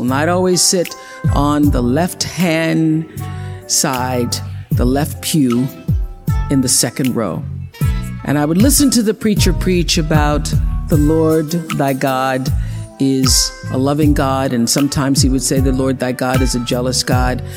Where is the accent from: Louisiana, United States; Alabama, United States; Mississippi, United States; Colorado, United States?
Mississippi, United States; since I was a little girl growing up in Mississippi, being raised on a tiny little acre farm with my grandmother